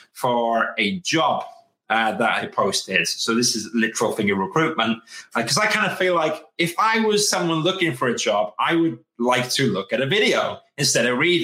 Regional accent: United Kingdom; we're British.

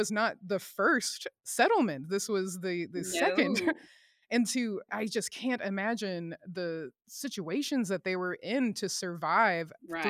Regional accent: Newnan, Georgia, United States; I'm from just south of Atlanta, so Noonan, Georgia.

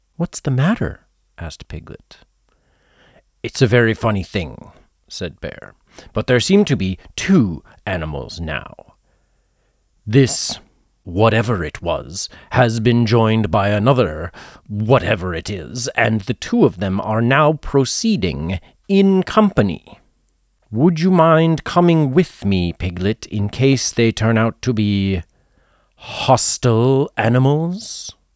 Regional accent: United States; I am an American who was born at the end of the twentieth century.

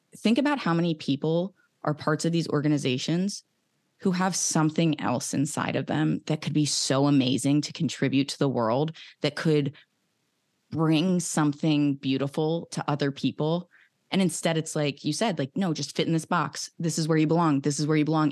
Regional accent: outside of Philadelphia, Pennsylvania, United States; growing up outside of Philadelphia

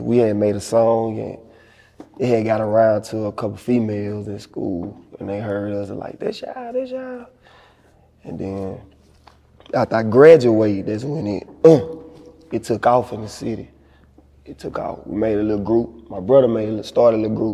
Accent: Monroe, Louisiana, United States; I'm from Oak Manor, Project, South Side

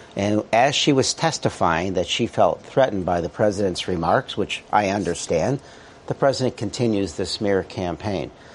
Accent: Illinois, United States; I am from Illinois.

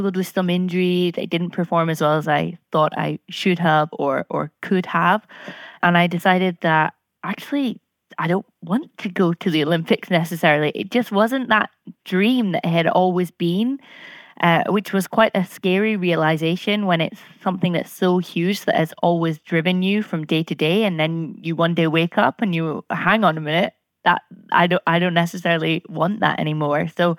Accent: Scotland, United Kingdom; I'm 27 from Scotland

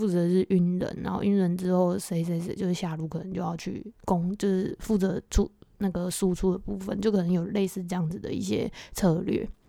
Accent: South Korea; Chinese is a second language; 我们韩国人跟大部分原本就在这个工会的华人的话，他们都是讲不不，他们都是打 PVP 的，

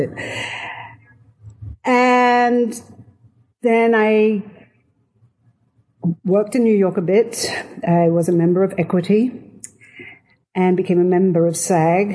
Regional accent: London, United Kingdom; I'm from London and I'm Jewish.

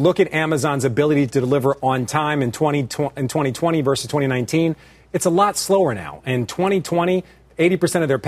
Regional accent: Philadelphia, Pennsylvania, United States; I'm from Philadelphia

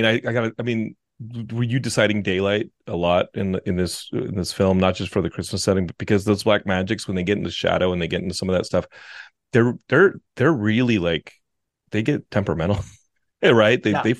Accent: Austin, Texas, United States; I'm from Austin, and Austin gets like that. Austin, Texas.

